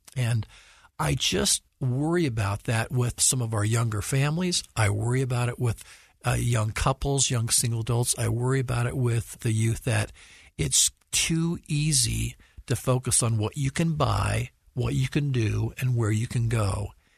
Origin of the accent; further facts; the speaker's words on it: Salt Lake City, Utah, United States; I was born and raised in Salt Lake, so I've lived here much of my life, although worked in other places.